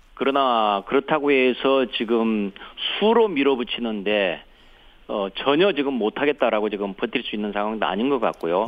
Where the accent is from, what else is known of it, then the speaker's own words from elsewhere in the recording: Honam, South Korea; 호남 출신이랄지